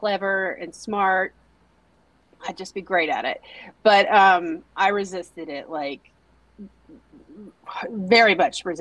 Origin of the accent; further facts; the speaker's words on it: Teague, Texas, United States; also born or lived in Denton, Texas; Originally I'm from Teague, Texas.